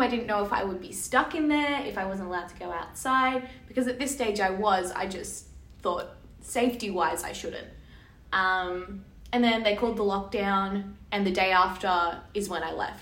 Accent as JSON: {"language": "English", "country": "Australia", "said": "I'm an Australian citizen, I have two passports, I came in on my Italian one"}